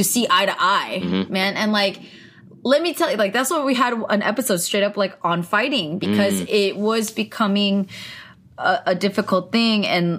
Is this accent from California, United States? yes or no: yes; California, United States; I grew up a California girl.